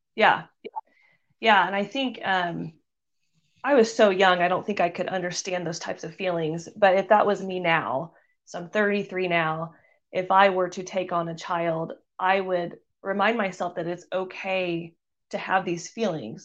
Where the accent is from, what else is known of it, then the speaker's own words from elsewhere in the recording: Missouri, United States; I moved back to Missouri, which is where I'm from